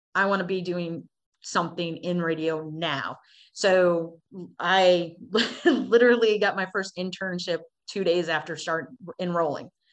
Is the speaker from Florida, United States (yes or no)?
no; Cleveland, Ohio, United States; I was born in July, July of 77 in Cleveland, Ohio